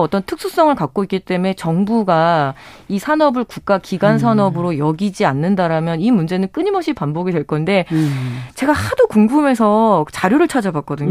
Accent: Chungju, North Chungcheong, South Korea; 저도 이제 충주 출신이니까

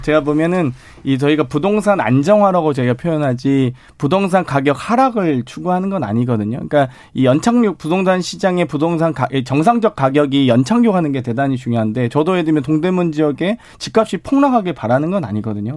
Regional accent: Suncheon, South Jeolla, South Korea; moved away; 전남 순천이 고향인데요

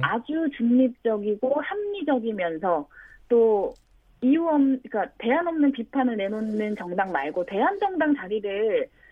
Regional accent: Cheongju, North Chungcheong, South Korea; moved away; 저는 고향이 청주여서요.

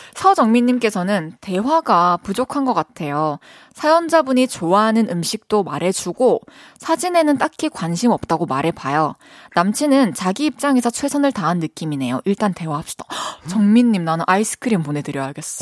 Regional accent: Changwon, South Gyeongsang, South Korea; accent: mix of Daegu, Busan, Masan; moved away as an adult; also born or lived in Daegu / Busan; 대구에서 태어났고, 그리고 초중고를 마산에서 다니고 대학교를 부산에서 나와가지고 대구, 부산, 마산 다 섞여 있는 억양인 것 같아요.

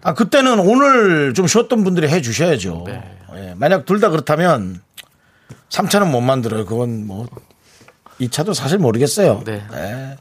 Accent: Gangneung, Gangwon, South Korea; moved away; 우리 강릉에 있는 어린이들은

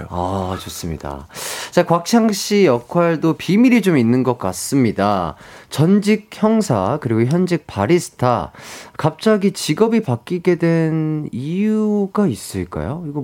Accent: Seoul, South Korea; 저 서울입니다.

